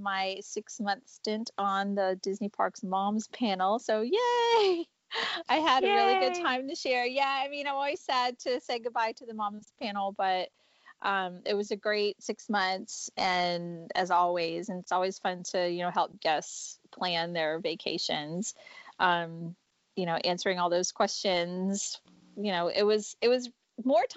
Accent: Canada; I was born in Canada

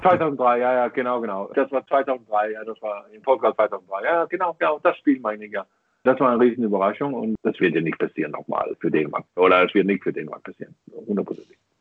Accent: Denmark; German is a second language; als Däne

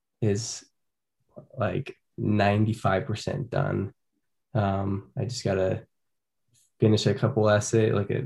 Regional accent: Orem, Utah, United States; I'm from Orem. It's a town not far away. I grew up here.

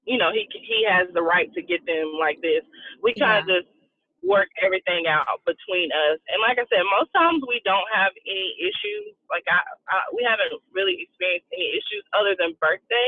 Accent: Duncan, South Carolina, United States; I'm from South Carolina, a small town called Duncan, literally like one street.

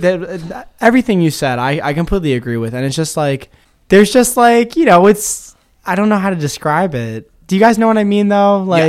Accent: Chestertown, Maryland, United States; I know a lot of my fellow Kent Countyans, my Chestertonians

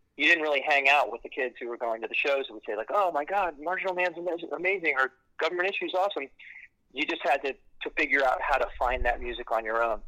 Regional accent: Silver Spring, Maryland, United States; So I grew up uh, not far from where I'm standing right now in Silver Spring, Maryland

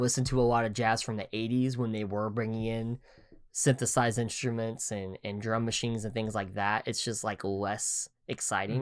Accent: Oklahoma, United States; growing up in Oklahoma

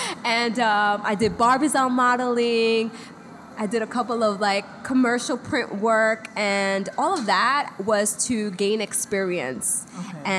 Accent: Brooklyn, New York, United States; also born or lived in Dominican Republic; I was born in Brooklyn.

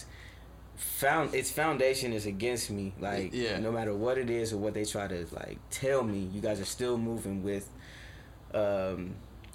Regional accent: Chino Hills, California, United States; also born or lived in Colorado; I was born in Colorado. And then I came out to Chino Hills, California, at around like 2 years old, and I've been there since

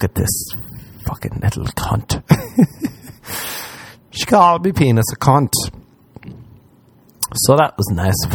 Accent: Ireland; moved away; I'm from Ireland

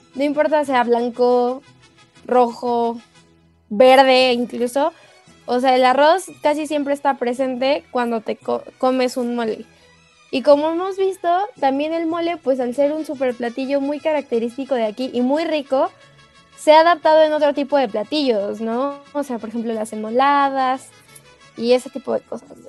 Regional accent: Mexico; como mexicanos

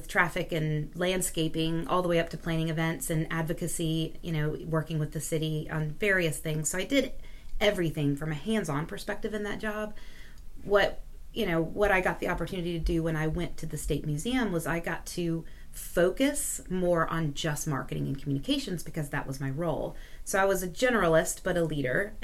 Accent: Greenville, United States; moved away as an adult; I am originally from Greenville, but I moved here for college in 2000, so I've been here for 22 years now

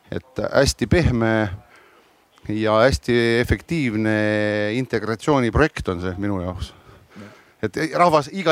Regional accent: Estonia; ma küll ei ole pagulane. ma olen eestlane ja, ja kas ma elan Tallinnas või Krabil, ma, ma suurt vahet ei näe

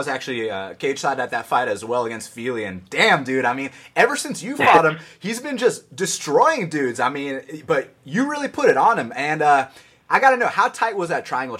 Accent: Boston, Massachusetts, United States; growing up in Boston, you got to be tough.

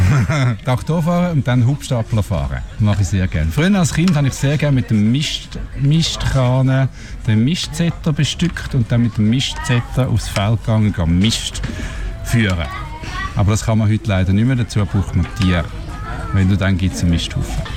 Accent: Switzerland; Ich bin auf dem Hof aufgewachsen

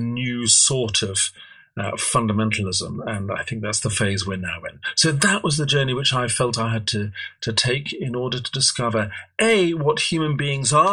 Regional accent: edge of the Derbyshire Peak District, Yorkshire and the Humber, United Kingdom; I was brought up in Yorkshire. I was brought up on the edge of the Derbyshire Peak District

